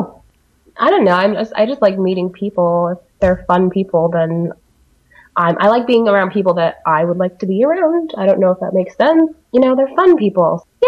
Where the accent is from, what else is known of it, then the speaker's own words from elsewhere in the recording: Spokane, Washington, United States; now in Seattle, United States; I am from a town called Spokane, Washington, but I live in Seattle because that's where the jobs are.